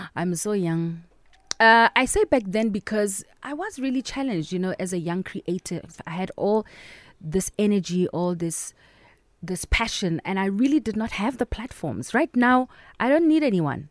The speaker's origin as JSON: {"language": "English", "region": "Free State", "country": "South Africa", "tie": "born or raised there", "moved": "yes", "said": "I love my hometown"}